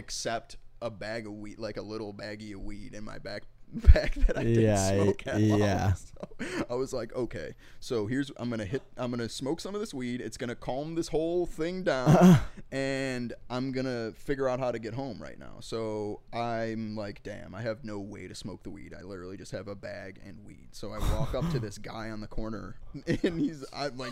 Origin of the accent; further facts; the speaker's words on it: Chicago, Illinois, United States; growing up in Mount Greenwood